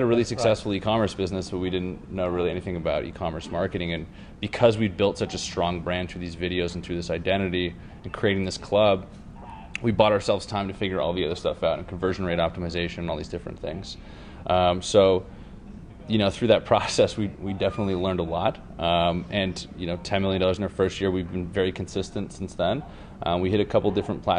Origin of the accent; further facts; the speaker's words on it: Toronto, Ontario, Canada; moved away as an adult; now in California, United States; I moved to California. I'm from Toronto originally